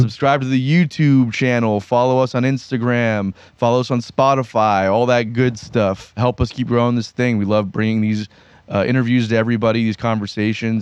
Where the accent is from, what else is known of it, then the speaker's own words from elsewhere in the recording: Pembroke Pines, Florida, United States; grew up in Pembroke Pines